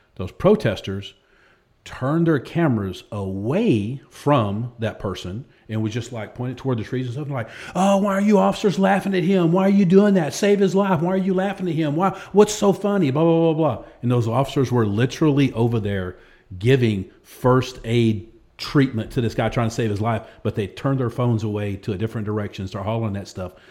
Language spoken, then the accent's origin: English; Texas, United States; accent: country drawl; also born or lived in Waco, Texas / Lubbock, Texas / Pflugerville, Texas / Hewitt, Texas; now in Austin, United States; all over Texas. I was born in Waco, lived in Lubbock, lived north side of Austin, went to school at Pflugerville, few years, moved back to Waco